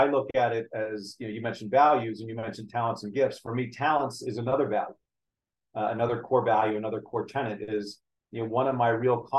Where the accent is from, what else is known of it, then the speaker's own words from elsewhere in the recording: United States; I was born in the United States.